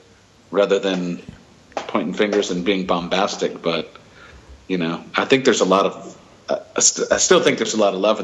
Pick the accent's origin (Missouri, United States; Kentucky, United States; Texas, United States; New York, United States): Texas, United States; Dallas; moved away as an adult; also born or lived in Houston; now in Qatar; I grew up in Dallas, Fort Worth